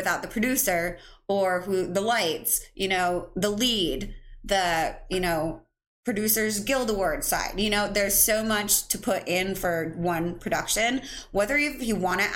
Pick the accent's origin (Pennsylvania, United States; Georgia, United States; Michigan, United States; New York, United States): New York, United States; upstate; also born or lived in Paraguay; I was adopted at 4 months old into the United States, into a beautiful family from upstate New York